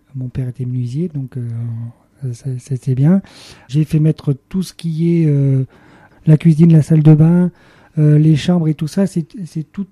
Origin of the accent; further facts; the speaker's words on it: Le Puy-en-Velay, Auvergne-Rhône-Alpes, France; je suis né au Puy-en-Velay